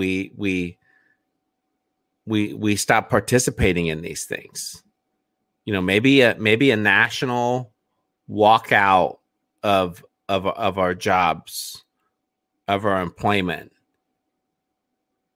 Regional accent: Indiana, United States; my home state

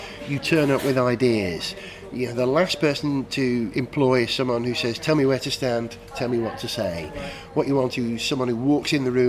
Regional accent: North Wales, United Kingdom; I grew up in North Wales, where we have this tradition of performance

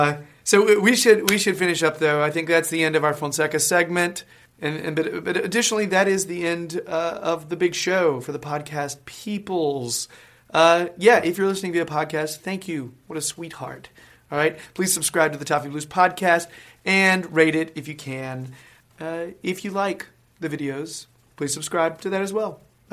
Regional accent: United States; I am the American guy in the videos and on the podcast

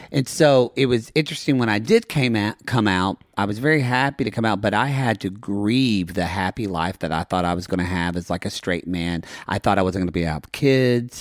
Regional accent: Ardmore, Oklahoma, United States; now in Los Angeles, United States; growing up where we grew up with you in South Carolina and myself in Oklahoma

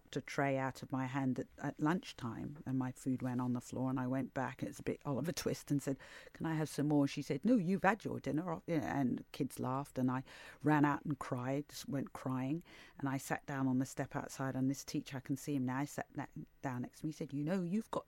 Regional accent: Norfolk, East of England, United Kingdom; also born or lived in Hackney, London / Tanzania; then in Norfolk, which may or may not be in the UK

